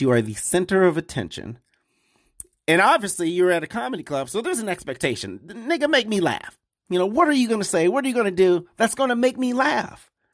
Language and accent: English; Detroit, Michigan, United States; moved away; I'm from Detroit